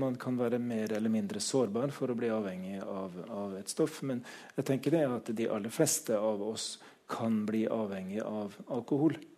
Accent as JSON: {"language": "Norwegian", "region": "Trøndelag", "country": "Norway", "tie": "born or raised there", "said": "jeg vokste opp på landsbygda i Trøndelag"}